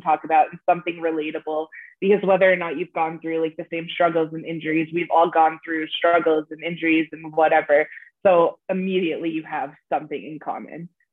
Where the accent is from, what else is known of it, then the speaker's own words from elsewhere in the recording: United States; now in Canada; I am originally American. So when I moved to Canada